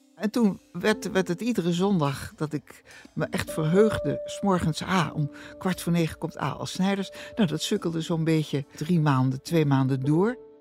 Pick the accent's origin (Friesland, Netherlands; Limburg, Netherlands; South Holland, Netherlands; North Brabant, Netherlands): South Holland, Netherlands; Rotterdam; Ik ben van 1943 geboren in Rotterdam. Hartje oorlog, hartje stad.